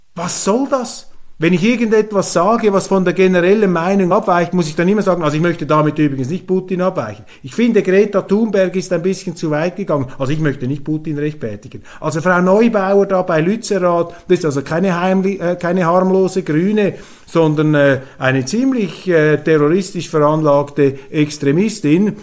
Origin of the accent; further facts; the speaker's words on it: Switzerland; ich als Schweizer